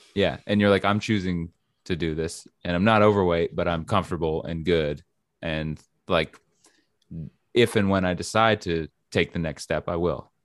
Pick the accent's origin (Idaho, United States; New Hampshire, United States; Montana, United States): New Hampshire, United States; moved away; I'm from New Hampshire